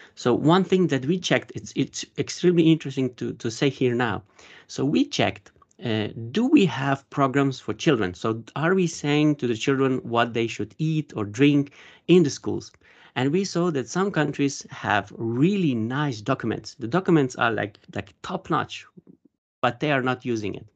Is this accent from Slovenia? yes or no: yes; Slovenia; I'm from Slovenia